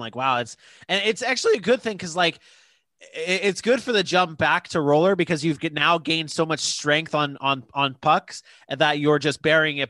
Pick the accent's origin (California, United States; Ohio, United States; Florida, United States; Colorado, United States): Florida, United States; Jacksonville; also born or lived in Fort Lauderdale, Florida; I moved up to Jacksonville when I was like seven and started playing travel hockey up here